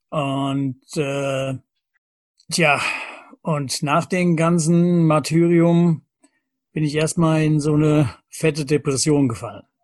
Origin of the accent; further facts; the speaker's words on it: Lorbach, Hesse, Germany; Ich komme aus Lorbach in der Nähe von Büdingen